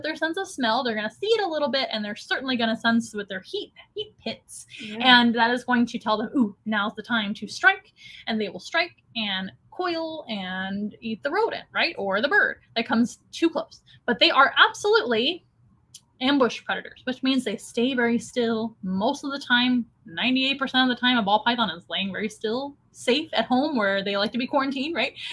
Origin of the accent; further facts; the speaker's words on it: San Antonio, Texas, United States; I'm from San Antonio